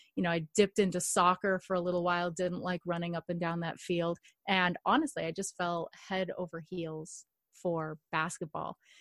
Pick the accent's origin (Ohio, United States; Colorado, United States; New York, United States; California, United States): California, United States; Los Angeles; I grew up in Los Angeles or just outside